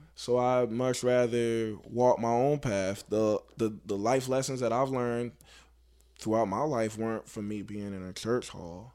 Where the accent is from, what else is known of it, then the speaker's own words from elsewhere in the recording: Baltimore, Maryland, United States; I'm from Baltimore